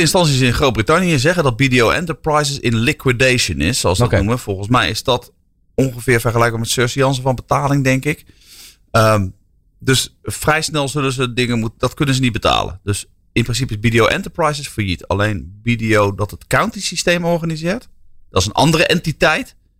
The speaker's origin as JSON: {"language": "Dutch", "country": "Netherlands", "said": "wij zijn ook Nederlanders"}